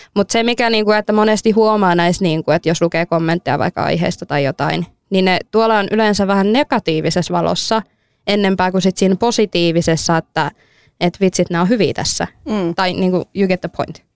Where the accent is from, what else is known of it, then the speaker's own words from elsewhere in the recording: Finland; mä oon suomalainen